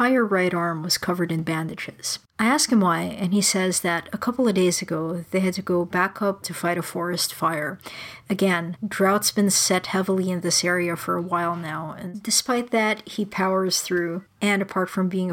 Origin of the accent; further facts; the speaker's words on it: Philippines; now in Toronto, Canada; when I was growing up in the Philippines